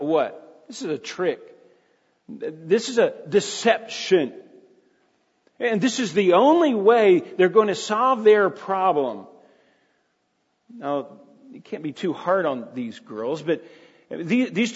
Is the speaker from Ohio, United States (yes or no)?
no; Jenkins, Kentucky, United States; I grew up in a little town called Jenkins, Kentucky, population 2,000, at its heyday